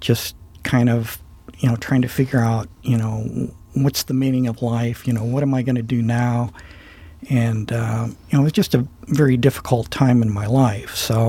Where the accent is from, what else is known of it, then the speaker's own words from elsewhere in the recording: Ohio, United States; So I consider myself a native Ohioan, and I grew up in Portage County.